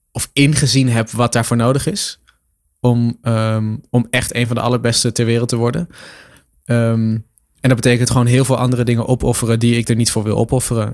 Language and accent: Dutch; Lochem, Gelderland, Netherlands; ik had een, een krantenwijkje ehm, in Lochem waar ik ben opgegroeid